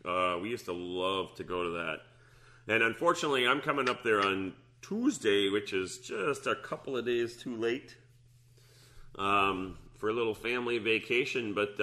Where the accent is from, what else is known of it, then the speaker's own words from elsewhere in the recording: United States; moved away; when I was a kid growing up in the Twin Ports?